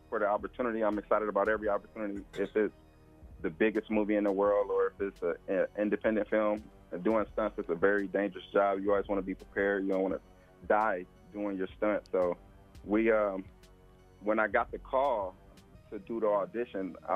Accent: Muskegon, Michigan, United States; also born or lived in Atlanta; now in Dallas, United States; I'm from Muskegon, Michigan

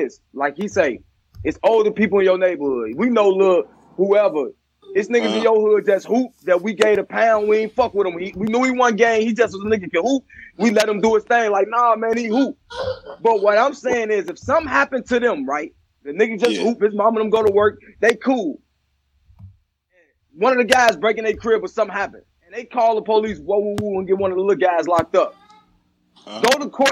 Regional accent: Chicago, Illinois, United States; I'm from Chicago

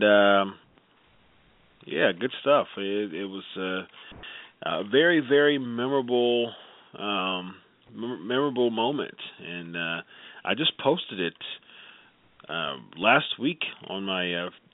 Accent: Columbus, Ohio, United States; it was in Columbus, Ohio. It's my hometown

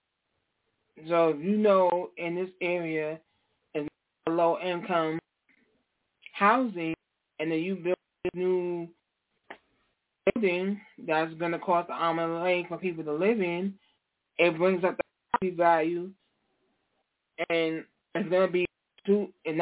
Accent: New York, United States; I'm from New York

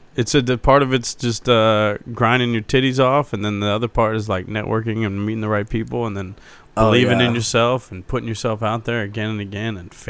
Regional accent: Cincinnati, Ohio, United States; No, I'm from Cincinnati, Ohio.

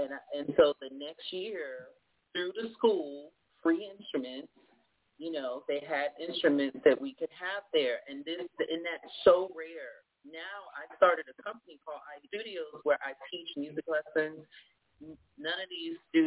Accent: Norfolk, Virginia, United States; I was born in Norfolk, Virginia, but my family is from Virginia all the way down, you know, South.

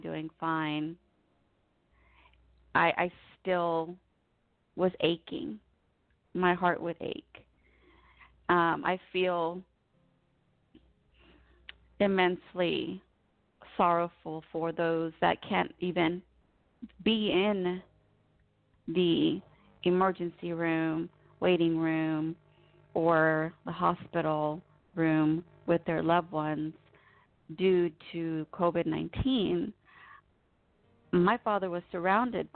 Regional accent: United States; I was born here in the United States

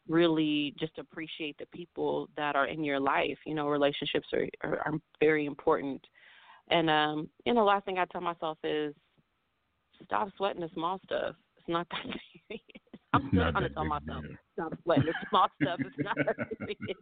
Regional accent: Oakland, California, United States; my hometown

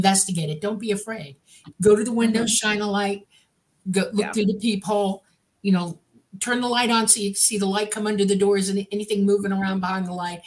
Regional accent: Miami, Florida, United States; moved away; I'm from Miami

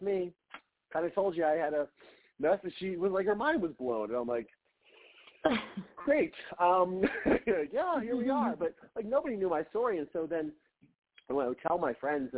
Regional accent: Ohio, United States; moved away as an adult; also born or lived in Mansfield, Ohio; now in Los Angeles, United States; growing up in Ohio, it's a small state

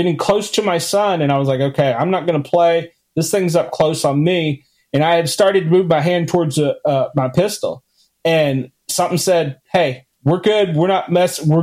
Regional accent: Washington, District of Columbia, United States; I grew up in Washington, D.C.

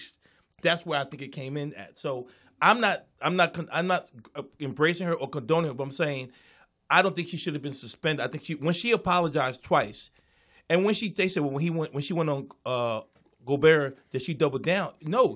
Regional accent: Philadelphia, Pennsylvania, United States; I was from Philly

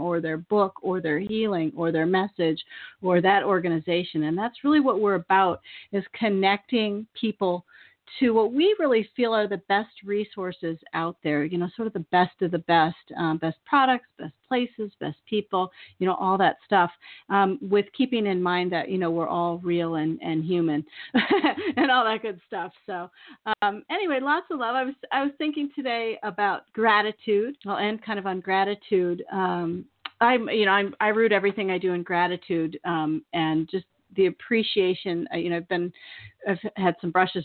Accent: the Bay Area, California, United States; moved away as an adult; now in Maine, United States; I'm from the Bay Area

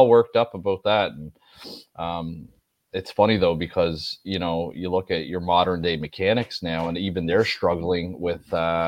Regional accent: Nova Scotia, Canada; I'm from Nova Scotia.

